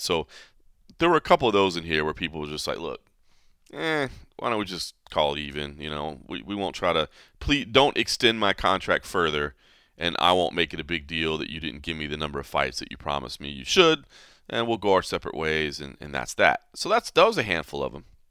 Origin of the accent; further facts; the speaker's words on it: Dallas, Texas, United States; moved away; my hometown, Dallas, Texas